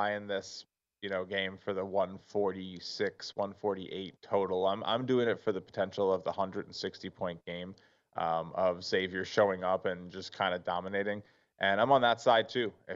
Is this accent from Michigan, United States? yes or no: no; New York area, United States; I'm from the New York area